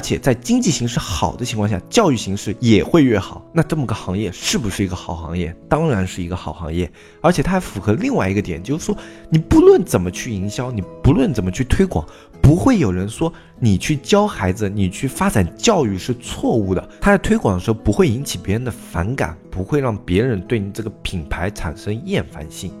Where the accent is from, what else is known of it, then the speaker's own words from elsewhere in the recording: China; 在我们中国的所有的故友家族观里面